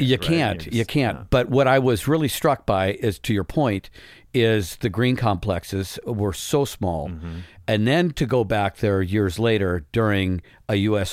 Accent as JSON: {"language": "English", "region": "Midwest", "country": "United States", "tie": "born or raised there", "said": "growing up in the Midwest"}